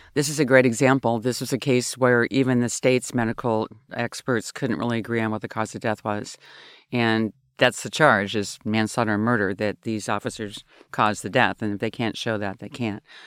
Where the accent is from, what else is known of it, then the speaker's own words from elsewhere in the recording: Olympia, Washington, United States; also born or lived in Oklahoma; I grew up in Olympia, Washington